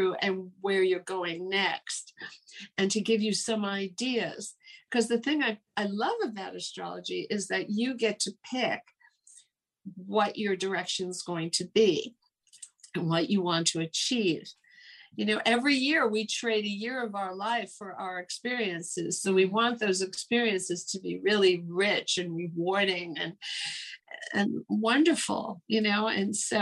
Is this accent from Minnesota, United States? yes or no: no; New York City, New York, United States; growing up in New York, you know, there are 9 million people here